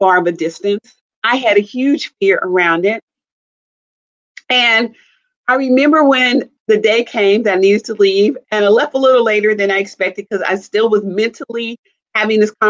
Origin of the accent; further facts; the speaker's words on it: Kansas City, Missouri, United States; also born or lived in Chicago area, Illinois; now in Chicago, United States; I'm from the Kansas City, Missouri area, and I live in the Chicago area